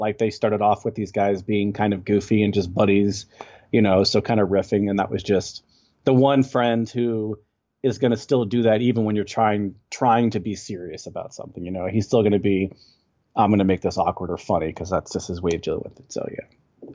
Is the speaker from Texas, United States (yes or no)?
yes; Texas, United States; I'm from Texas, and I'm living in Texas currently